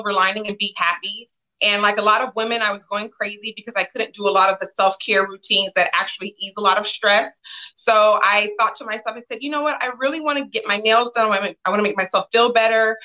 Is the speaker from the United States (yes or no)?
yes; Los Angeles, California, United States; I am from Los Angeles, California, born and raised in Windsor Hills